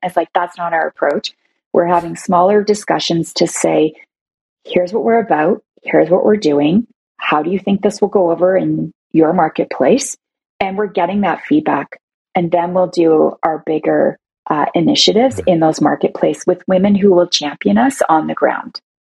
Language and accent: English; Toronto, Ontario, Canada; I'm from Toronto